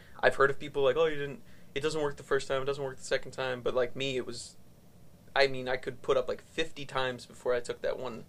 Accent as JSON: {"language": "English", "region": "Connecticut", "country": "United States", "tie": "born or raised there", "also_born_or_lived": "Massachusetts", "moved": "as an adult", "lives_now": "Austin, United States", "said": "Born in Mass. Moved to Connecticut."}